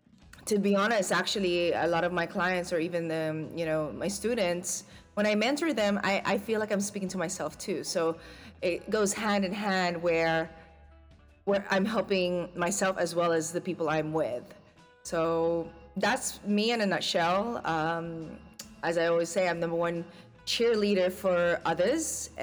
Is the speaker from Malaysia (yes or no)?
no; Philippines; as a Filipina, you know, the Filipina trait is a singer, unfortunately, it skipped me.